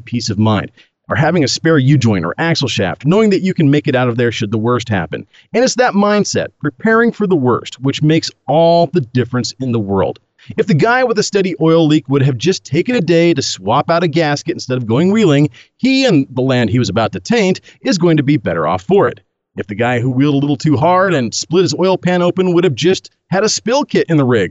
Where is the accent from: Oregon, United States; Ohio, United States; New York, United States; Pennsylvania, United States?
Oregon, United States; I'm from Oregon, land of the Birkenstock-wearing, tree-hugging, Prius-driving granola chuggers